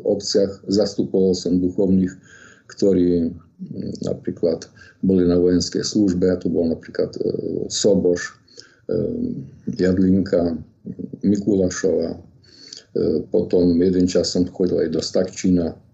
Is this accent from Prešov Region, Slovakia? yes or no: yes; Ortuťová, Prešov Region, Slovakia; also born or lived in Bardejov / Leningrad; Ja som sa narodil v roku 1945 v obci Ortutova, okres Bardejov